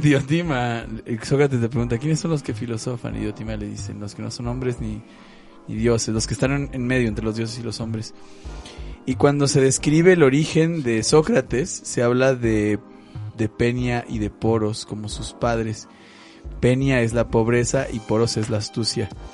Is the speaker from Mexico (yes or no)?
yes; Mexico